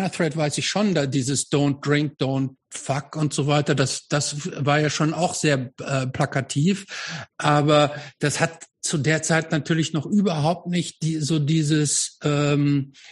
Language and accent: German; Hamm, North Rhine-Westphalia, Germany; Nee, ich bin nicht Dortmunder, aber ich bin, ich bin, ich komme aus Hamm.